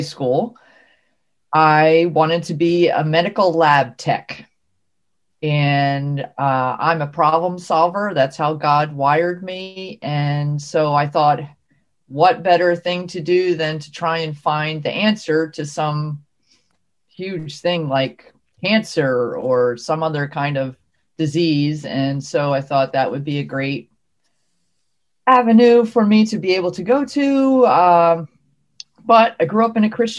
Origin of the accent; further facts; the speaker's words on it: New Jersey, United States; I grew up in South Jersey. That's New Jersey down by Philadelphia